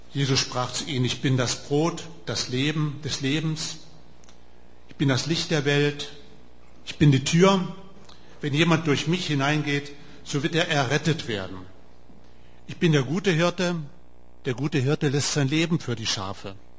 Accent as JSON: {"language": "German", "town": "Wolfsburg", "region": "Lower Saxony", "country": "Germany", "accent": "Hochdeutsch", "moved": "as an adult", "lives_now": "Heidenheim, Germany", "said": "Ihr merkt es an meinem Dialekt, ich spreche Hochdeutsch. Ich komme aus Norden, aus Wolfsburg."}